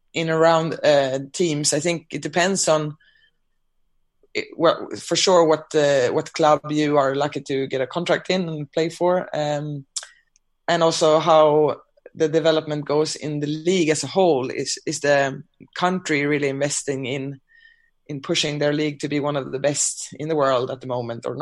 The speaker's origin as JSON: {"language": "English", "country": "Sweden", "moved": "yes", "said": "my home country, Sweden"}